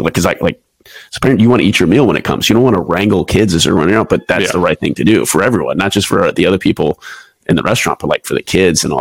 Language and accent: English; Houston, Texas, United States; moved away as an adult; also born or lived in Waco, Texas / Pensacola, Florida / Lemoore, California / Japan; now in San Diego, United States; I'm originally from Houston, Texas